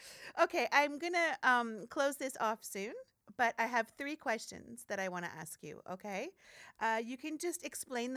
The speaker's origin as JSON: {"language": "English", "country": "Canada", "said": "I come from Canada and we have a huge Native culture"}